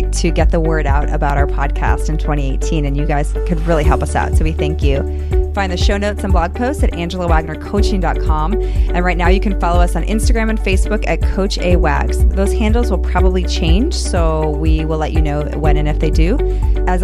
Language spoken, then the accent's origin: English; United States; moved away as an adult; also born or lived in Chicago, Illinois / Boston, Massachusetts; now in Texas, United States; I'm from Chicago and Boston. So I grew up in very, very cold weather